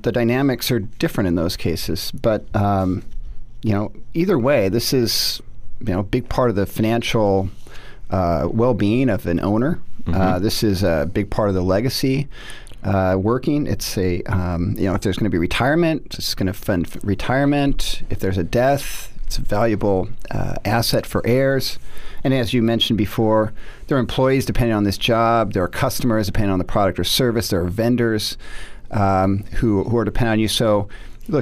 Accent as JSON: {"language": "English", "town": "Seattle", "region": "Washington", "country": "United States", "tie": "born or raised there", "also_born_or_lived": "Notre Dame, Indiana", "moved": "as an adult", "said": "I grew up in Seattle, went to Notre Dame undergraduate"}